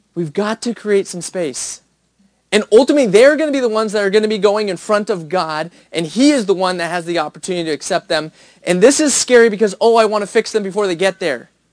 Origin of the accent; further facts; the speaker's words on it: United States; as an American